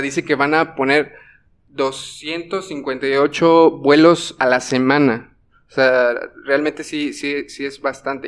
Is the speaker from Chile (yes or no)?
no; Mexico; como, como mexicanos